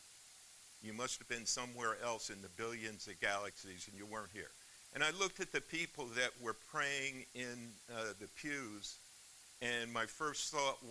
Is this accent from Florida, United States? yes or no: yes; Miami, Florida, United States; moved away; also born or lived in New York; I grew up in the Methodist Church in Miami